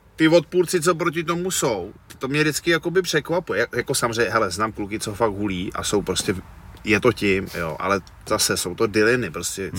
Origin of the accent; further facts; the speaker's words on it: Cheb, Karlovy Vary Region, Czechia; já jsem z toho Chebu, jo, jsem vyrůstal v Chebu a. na západě